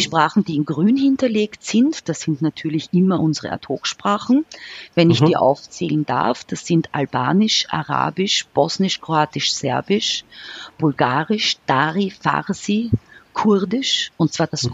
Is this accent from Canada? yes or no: no; Austria; bei uns in Österreich